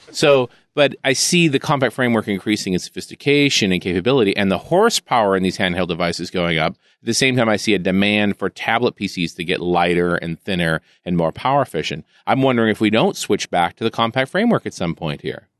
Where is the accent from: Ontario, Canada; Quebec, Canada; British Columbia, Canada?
British Columbia, Canada; Vancouver; I'm from Vancouver